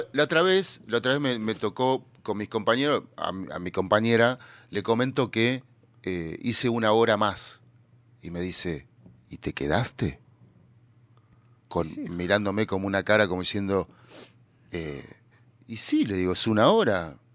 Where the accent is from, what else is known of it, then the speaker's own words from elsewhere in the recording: Argentina; los argentinos somos multifacéticos